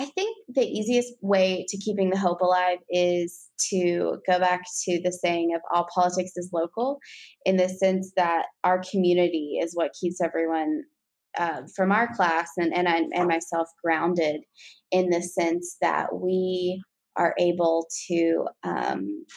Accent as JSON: {"language": "English", "region": "West Virginia", "country": "United States", "tie": "born or raised there", "also_born_or_lived": "Northern Kentucky", "moved": "as an adult", "lives_now": "Kentucky, United States", "said": "I'm actually originally from West Virginia, born and raised there."}